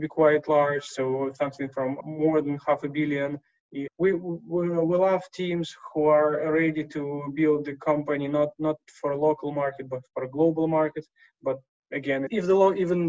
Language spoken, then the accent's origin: English; Moscow, Russia; also born or lived in Siberia; now in London, United Kingdom; So I was born in Siberia, grew in Moscow, and now investing out of London.